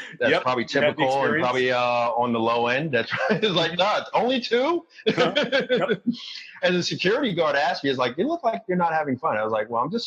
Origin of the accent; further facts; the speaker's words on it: New York City, New York, United States; I'm from Queens, but I'm from the kind of the outskirts of Queens where you kind of need a car